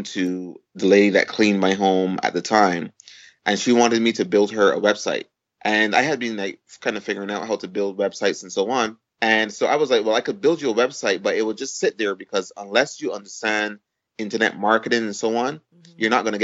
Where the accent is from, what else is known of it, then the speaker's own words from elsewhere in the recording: Barbados; moved away as an adult; now in United States; I was born in Barbados. And I, you know, went to school at Harrison's College in Barbados